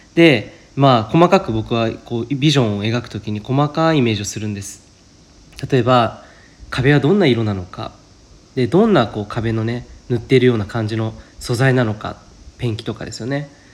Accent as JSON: {"language": "Japanese", "region": "Saitama", "country": "Japan", "tie": "born or raised there", "moved": "yes", "said": "僕埼玉出身なので"}